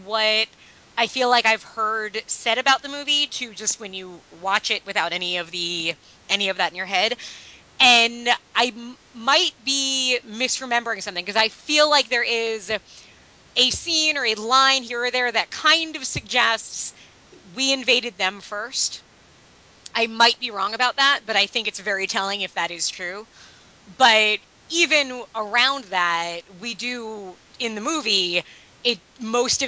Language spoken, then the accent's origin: English; United States; I'm an American